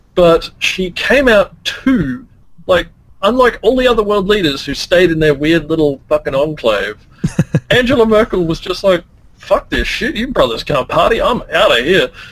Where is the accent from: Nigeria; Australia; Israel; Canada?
Australia; I'm Australian.